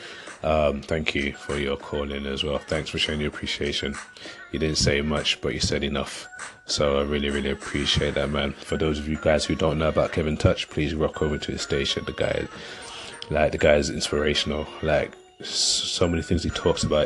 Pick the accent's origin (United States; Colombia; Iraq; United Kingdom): United Kingdom; London; moved away; I'm originally from London